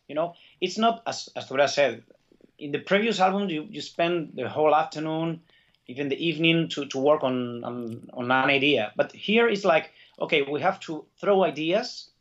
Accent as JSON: {"language": "English", "region": "Basque Country", "country": "Spain", "said": "I, I feel Basque, Basque my like as my mother tongue"}